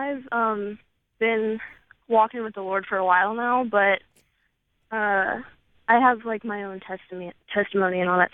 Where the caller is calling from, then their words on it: Maryland, United States